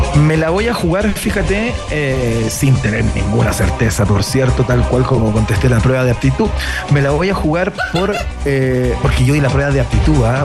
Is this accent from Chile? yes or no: yes; Chile; soy un chileno